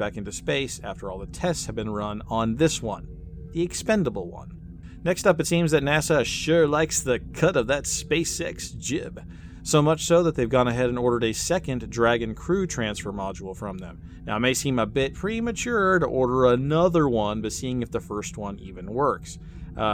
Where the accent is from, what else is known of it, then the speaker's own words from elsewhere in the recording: Kansas, United States; My home state's in pretty serious trouble